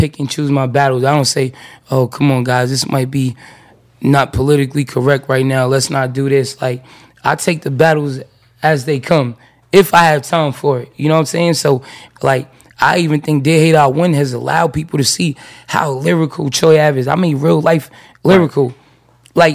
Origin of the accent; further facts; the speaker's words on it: New York, United States; I'm from New York